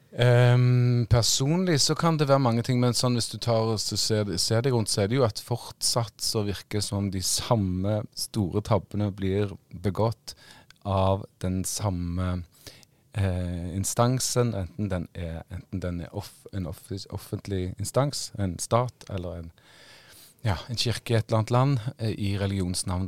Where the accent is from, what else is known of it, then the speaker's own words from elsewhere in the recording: Western Norway, Norway; jeg er vestlending